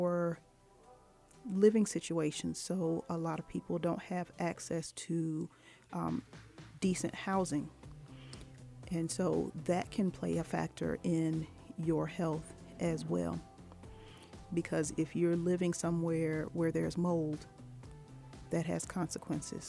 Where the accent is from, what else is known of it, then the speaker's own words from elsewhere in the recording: Norfolk, Virginia, United States; I grew up in Norfolk, Virginia